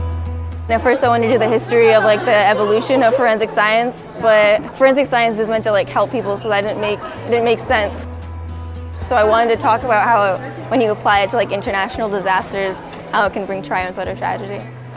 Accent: Maine, United States; I'm from Maine.

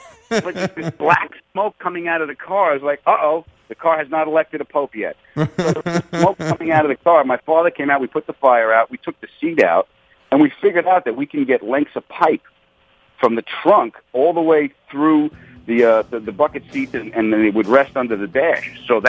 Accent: Long Island, New York, United States; I grew up on Long Island

